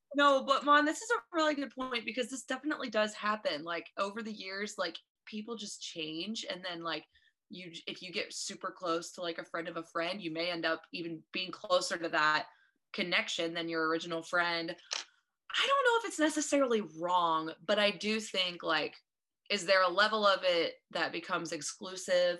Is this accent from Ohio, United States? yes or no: yes; Eaton, Ohio, United States; now in Columbus, United States; I am from, now you Miami friends might know, Eaton, Ohio